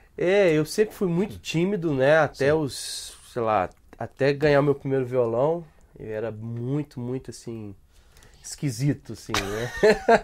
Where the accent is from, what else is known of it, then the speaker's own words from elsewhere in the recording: Belo Horizonte, Minas Gerais, Brazil; also born or lived in Rui Barbosa, Bahia; Eu nasci em Belo Horizonte, Sim. depois eu eu com dois anos, logo assim, a gente se mudou para para Rui Barbosa, a terra da minha mãe, na Bahia, e eu fiquei lá de dois até os seis anos